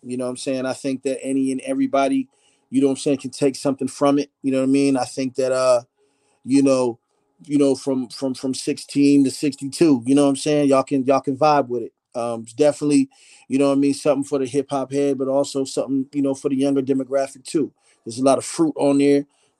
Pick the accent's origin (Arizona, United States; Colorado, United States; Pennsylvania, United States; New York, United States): Pennsylvania, United States; Philadelphia; born there; moved away; I was born in Philly. I ended up moving to the West. Of course, I would go back home to see my grandparents and aunts and things like that.